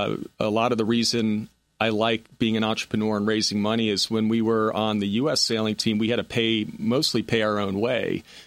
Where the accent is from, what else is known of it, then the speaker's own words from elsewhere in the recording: Connecticut, United States; born there; also born or lived in Rhode Island / Louisiana / Seattle; Well, military brat. Father was in the Coast Guard, graduated from Coast Guard Academy, born in Connecticut, lived in Rhode Island, Louisiana, Seattle, back to Connecticut.